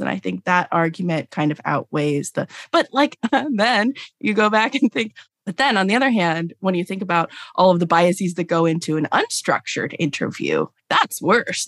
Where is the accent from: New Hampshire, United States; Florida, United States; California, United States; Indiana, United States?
California, United States; Los Angeles; now in Durham, United States; I grew up in Los Angeles